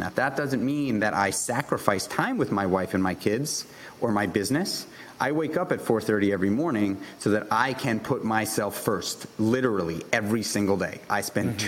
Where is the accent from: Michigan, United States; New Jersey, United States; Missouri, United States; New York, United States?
New York, United States; New York City; I grew up in New York City